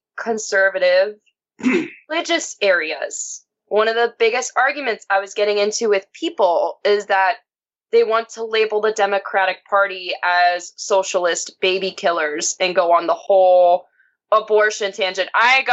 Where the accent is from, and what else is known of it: Ohio, United States; born or raised there; moved away